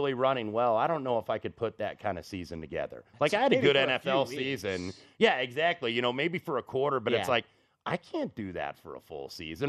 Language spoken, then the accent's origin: English; Indianapolis, Indiana, United States; rooting against my hometown team, of course, Indianapolis.